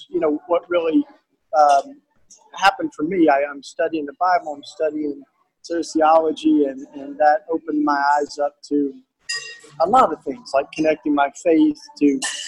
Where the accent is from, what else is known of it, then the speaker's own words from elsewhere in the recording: outside of Knoxville, East Tennessee, United States; moved away; also born or lived in Philadelphia; I'm a Tennessee boy. I grew up down on the east side of Tennessee and outside of Knoxville, Tennessee